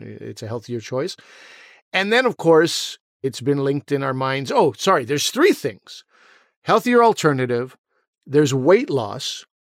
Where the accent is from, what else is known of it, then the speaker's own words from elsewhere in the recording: Pakistan; as a Pakistani, you know, as a South Asian